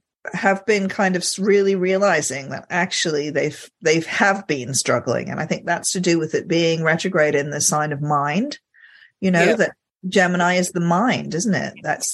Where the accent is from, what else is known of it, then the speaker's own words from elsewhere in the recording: Egypt; I grew up in Egypt, and he did the occasional like really tiny speaking part in Egyptian movies.